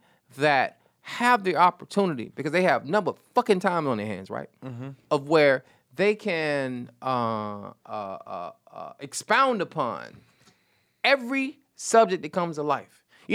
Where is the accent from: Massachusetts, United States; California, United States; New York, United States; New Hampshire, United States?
New York, United States; Listen, I'm from the projects, man. I'm from Delta Heights.